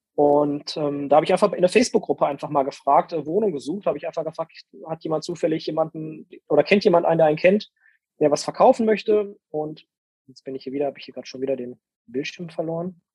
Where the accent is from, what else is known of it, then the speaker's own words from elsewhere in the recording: Castrop-Rauxel, North Rhine-Westphalia, Germany; also born or lived in Dortmund; in Castro Brauxel, in meiner Heimatstadt